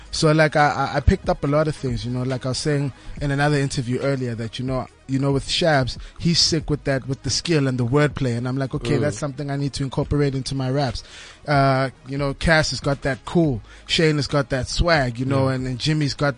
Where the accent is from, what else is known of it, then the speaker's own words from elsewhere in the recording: Kempton Park, Gauteng, South Africa; also born or lived in Tembisa; is a 24-year-old guy, man, you know, who grew up in the East Rand, Kempton Park.